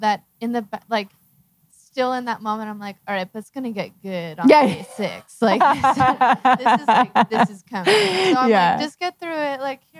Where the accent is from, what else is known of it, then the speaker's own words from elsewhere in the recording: Philadelphia, Pennsylvania, United States; I'm from Philadelphia. I'm moving across to here, across the country in 6 weeks.